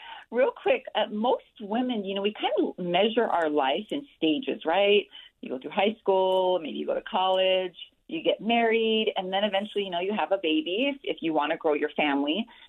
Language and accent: English; Hawaii, United States; now in Utah, United States; I'm actually from Hawaii. Born and raised there